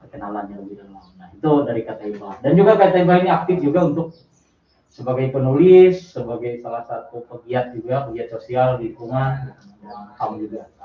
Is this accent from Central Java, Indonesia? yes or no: no; Central Kalimantan, Indonesia; saya dari Wali Kalimantan Tengah